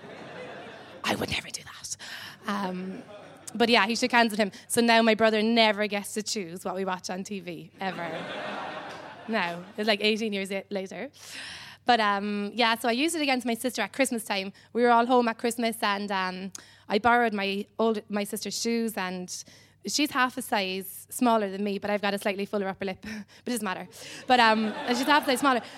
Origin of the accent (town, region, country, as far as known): Cobh, Munster, Ireland